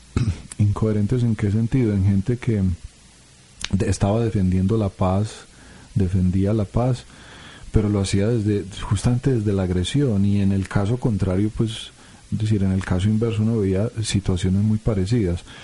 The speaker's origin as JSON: {"language": "Spanish", "country": "Colombia", "said": "como colombianos"}